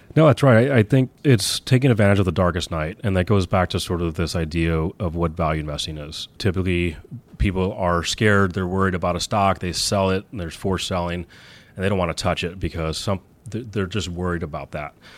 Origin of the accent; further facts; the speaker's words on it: Texas, United States; now in New York City, United States; I grew up in Texas